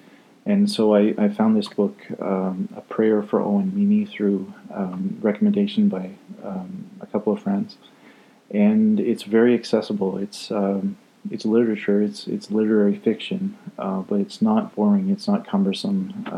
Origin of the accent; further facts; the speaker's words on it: Scotland, United Kingdom; I like to say I'm Scottish, so we roll the R, two R's in ….